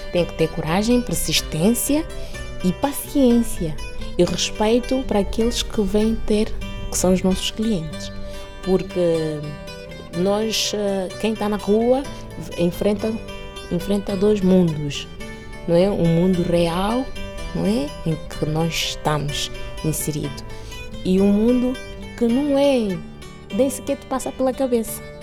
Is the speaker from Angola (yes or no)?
yes; Bié, Angola; moved away as an adult; now in Lisbon, Portugal; nasci em Angola, especificamente na província do Bié. Vim para Portugal com 22 anos.